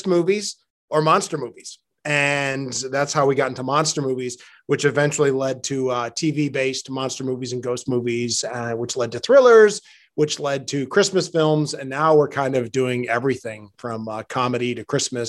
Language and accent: English; Norwich, Connecticut, United States; I am a New Englander. I am from Connecticut.